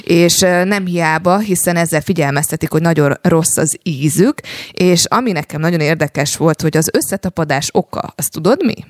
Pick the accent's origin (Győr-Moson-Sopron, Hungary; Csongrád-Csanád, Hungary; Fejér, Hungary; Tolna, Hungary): Tolna, Hungary; Paks; paksi lány vagyok